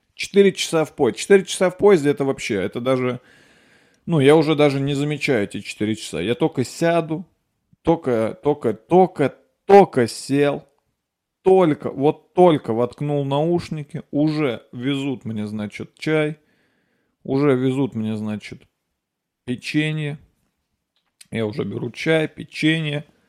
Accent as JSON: {"language": "Russian", "town": "Nizhny Novgorod", "region": "Nizhny Novgorod Oblast", "country": "Russia", "tie": "born or raised there", "moved": "yes"}